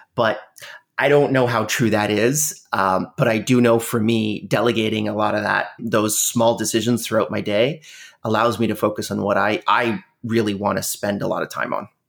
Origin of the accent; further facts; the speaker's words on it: Canada; Canada, which is where I'm from. I'm Canadian